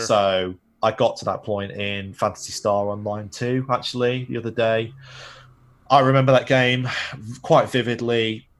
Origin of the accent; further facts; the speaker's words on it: Manchester, North West England, United Kingdom; I grew up in Manchester, which is north of London